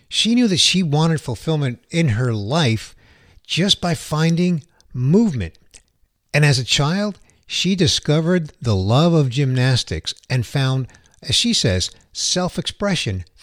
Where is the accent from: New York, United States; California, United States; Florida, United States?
New York, United States; New York City; the Big Apple, my hometown